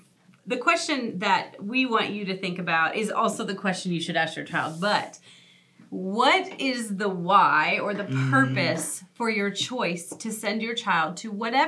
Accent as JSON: {"language": "English", "region": "Nebraska", "country": "United States", "tie": "born or raised there", "moved": "yes", "said": "So I grew up in Nebraska. I grew up in the Midwest."}